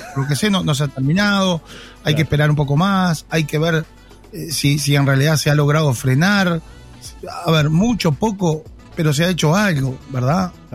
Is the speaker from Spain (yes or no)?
no; Costa Azul, Canelones, Uruguay; yo me crié ahí en Costa Azul, en la parada 14